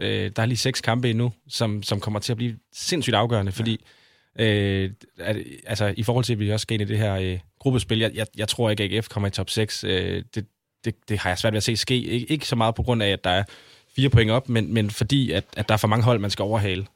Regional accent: Aarhus, Central Denmark Region, Denmark; now in Copenhagen, Denmark; jeg står op for, for min, min by og mit hold

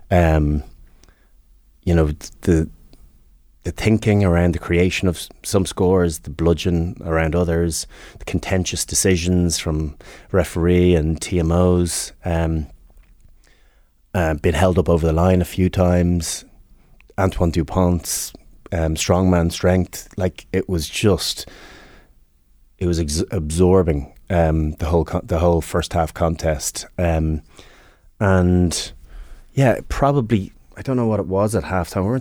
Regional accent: Northern Ireland, United Kingdom; Where, where are you from? Northern Ireland. It was nationality Northern Irish identity.

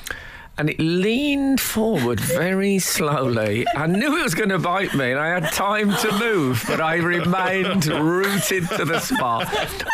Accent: Birmingham, West Midlands, United Kingdom; when I was growing up in Birmingham

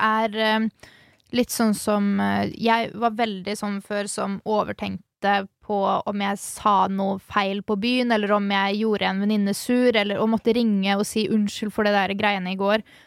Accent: Halden, Østfold, Norway; moved away; i hjembyen min, i Halden

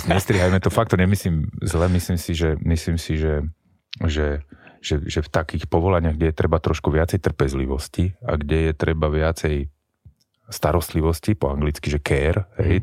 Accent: Bratislava, Bratislava Region, Slovakia; u nás v Bratislave

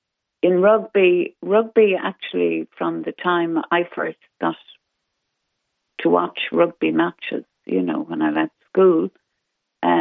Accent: Ireland; the pride as an Irish person

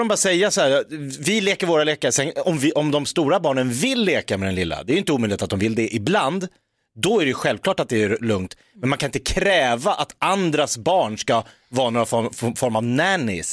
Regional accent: Jakobsberg, Stockholm County, Sweden; jag är uppvuxen i Jakobsberg utanför Stockholm.

